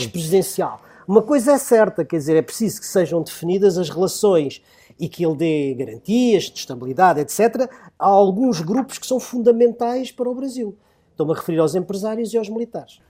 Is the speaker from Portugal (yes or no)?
yes; Portugal; todos somos portugueses